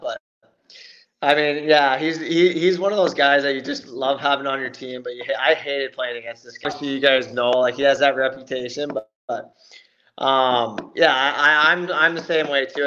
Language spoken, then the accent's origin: English; Belleville, Ontario, Canada; I'm from Belleville here, which is two hours from Toronto